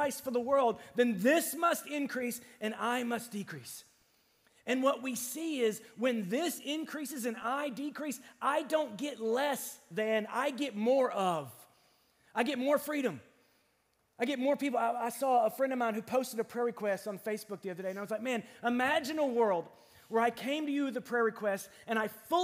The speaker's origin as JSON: {"language": "English", "country": "United States", "said": "we're American"}